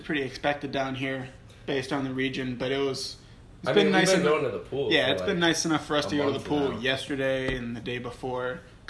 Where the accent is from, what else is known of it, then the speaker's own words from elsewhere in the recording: Pennsylvania, United States; moved away as an adult; now in Alabama, United States; just like Josh, I'm a sophomore mechanical engineering student at the University of Alabama. I'm originally from Pennsylvania.